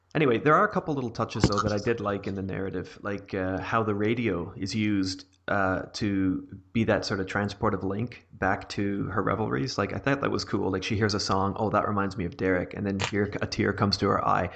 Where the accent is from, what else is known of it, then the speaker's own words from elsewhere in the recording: Canada; I am Canadian